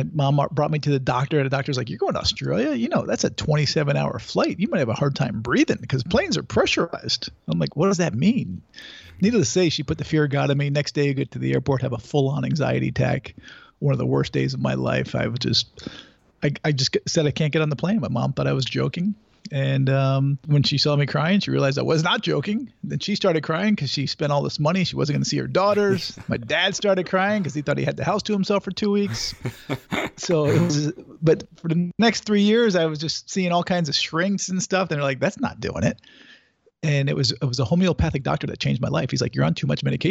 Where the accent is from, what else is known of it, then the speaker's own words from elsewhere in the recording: Connecticut, United States; I grew up in Connecticut